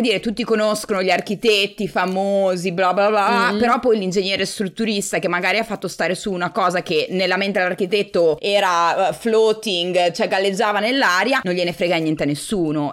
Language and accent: Italian; Forlì, Emilia-Romagna, Italy; moved away as an adult; also born or lived in San Diego, United States / New York, United States / Bologna; now in United States; sono originariamente di Forlì, quindi sono romagnola